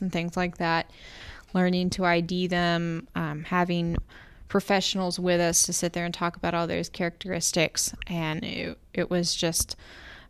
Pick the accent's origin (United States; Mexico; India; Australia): United States; Jacksonville, Florida; I grew up in Jacksonville, Florida